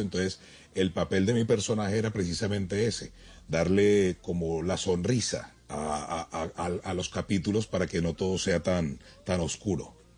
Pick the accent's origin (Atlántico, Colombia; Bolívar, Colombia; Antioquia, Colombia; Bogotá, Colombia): Atlántico, Colombia; Barranquilla; also born or lived in Bogotá; yo nací en Bogotá, me crié, me crié en Barranquilla